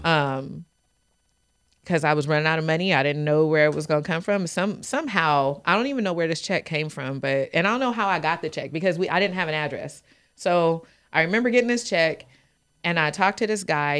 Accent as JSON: {"language": "English", "town": "Fresno", "region": "California", "country": "United States", "tie": "born or raised there", "said": "I'm born and raised in Fresno, California. Grew up in Southwest Fresno"}